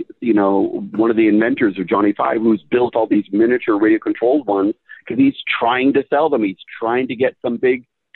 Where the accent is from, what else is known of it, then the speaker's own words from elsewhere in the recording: Riverside County, Southern California, United States; now in Los Angeles, United States; I'm here from Southern California, born and raised, but I was from out in the Riverside County area, about 50 miles east of Los Angeles